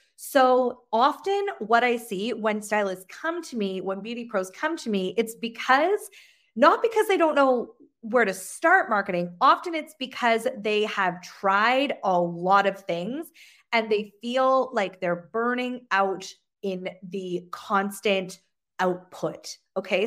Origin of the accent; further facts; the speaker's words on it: Sheffield, Yorkshire and the Humber, United Kingdom; now in Canada; I'm originally from Sheffield, England, but I live in the, in Canada.